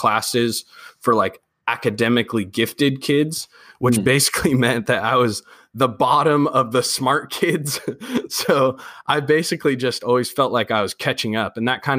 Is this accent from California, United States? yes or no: yes; Sacramento, California, United States; I'm from Sacramento. I'm in the Citrus Heights area, which is a very, very beautiful Providence area of Sacramento